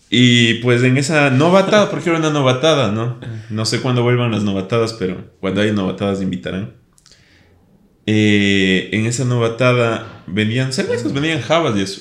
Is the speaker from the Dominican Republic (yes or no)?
no; Ecuador; como buen ecuatoriano